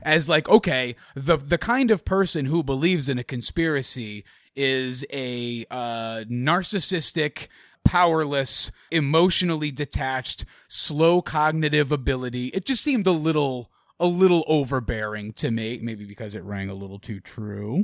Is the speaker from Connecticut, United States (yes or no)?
yes; Connecticut, United States; my home state of Connecticut